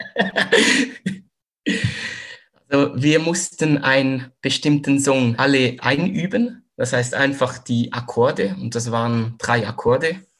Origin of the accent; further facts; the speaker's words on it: Zurich, Switzerland; moved away as an adult; now in Western Switzerland, Switzerland; komme aus der Schweiz, aus Zürich, wohne momentan aber in der Westschweiz